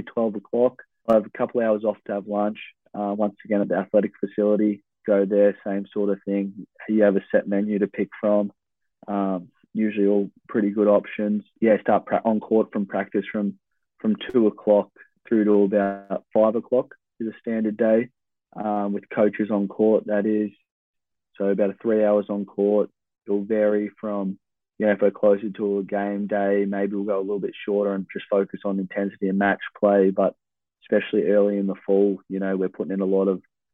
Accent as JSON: {"language": "English", "town": "Traralgon", "region": "Victoria", "country": "Australia", "tie": "born or raised there", "moved": "as an adult", "lives_now": "Oregon, United States", "said": "growing up in Traralgon and a lot of travel and a lot of time by myself on public transport"}